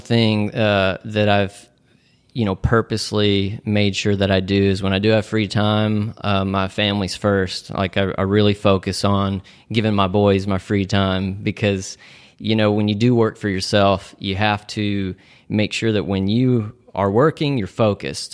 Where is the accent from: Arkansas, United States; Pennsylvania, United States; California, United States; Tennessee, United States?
Tennessee, United States; Nashville; moved away as an adult; now in Chattanooga, United States; we are all originally from Nashville, and, uh, we made the move to Chattanooga, about three and a half years ago.